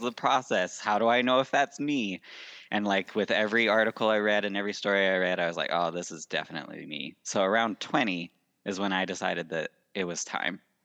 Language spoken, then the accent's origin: English; Salt Lake City, Utah, United States; I was born and raised in Salt Lake City, Utah